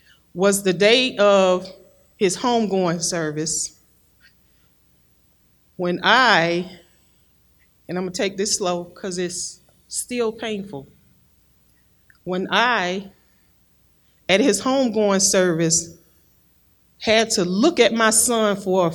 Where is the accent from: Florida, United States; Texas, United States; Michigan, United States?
Florida, United States; I am from Florida. I was born and raised in Florida